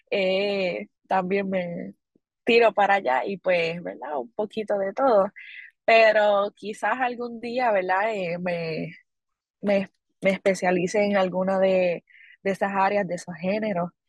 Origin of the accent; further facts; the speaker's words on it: Corozal, Puerto Rico; de verdad estoy muy agradecida con, con esa oportunidad que mi pueblo corozaleño me ha brindado.